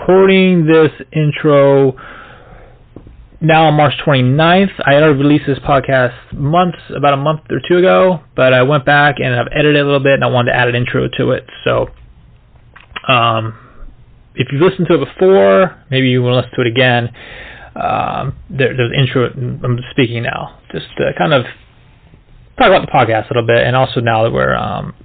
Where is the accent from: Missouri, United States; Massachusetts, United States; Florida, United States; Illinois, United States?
Florida, United States; moved away as an adult; growing up in Florida